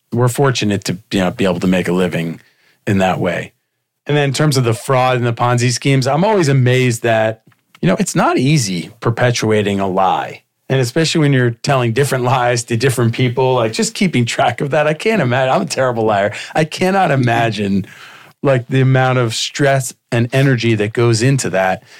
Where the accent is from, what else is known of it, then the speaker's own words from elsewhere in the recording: Miami, Florida, United States; growing up in Miami when Miami Vice was on